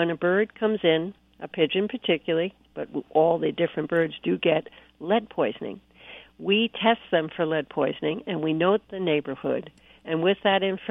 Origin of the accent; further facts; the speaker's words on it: New Milford, Connecticut, United States; now in New York City, United States; as a kid, I grew up in Connecticut across the street from a veterinarian.